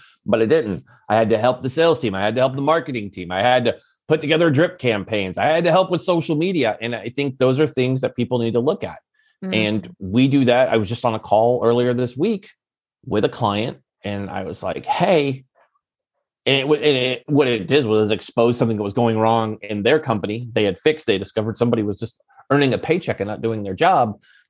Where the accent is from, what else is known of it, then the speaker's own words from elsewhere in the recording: Silicon Valley, California, United States; And I'm always big, but I come from the Silicon Valley.